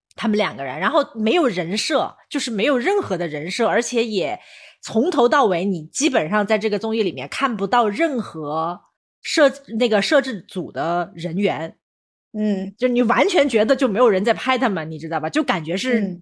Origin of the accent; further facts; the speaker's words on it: China; 我们中国人那么，那么注重家庭观念